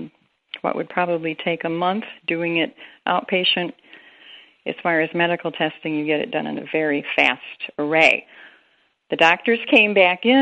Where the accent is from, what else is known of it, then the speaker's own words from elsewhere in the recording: Appalachian Kentucky, United States; I was born in the Appalachian area of Kentucky and raised in a Pentecostal church